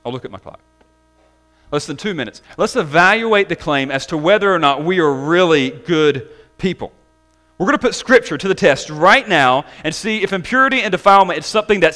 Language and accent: English; the South, United States; growing up in the South